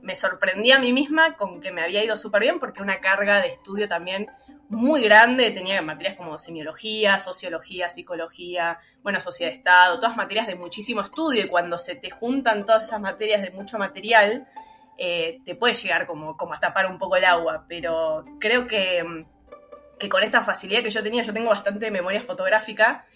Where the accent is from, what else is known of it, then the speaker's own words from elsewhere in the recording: Buenos Aires, Argentina; also born or lived in Villa Crespo, Buenos Aires; nací en la Paternal, en el barrio de la Paternal, pero hace un año y un poquito me mudé a Villa Crespo